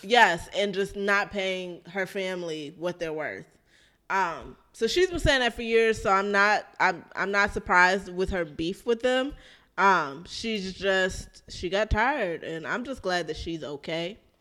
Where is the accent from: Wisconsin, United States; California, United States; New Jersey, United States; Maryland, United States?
Maryland, United States; I'm from Maryland